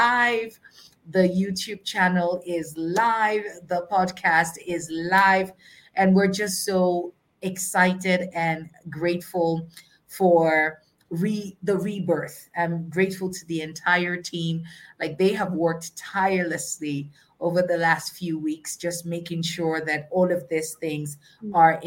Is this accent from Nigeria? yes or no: yes; Nigeria; I am a Nigerian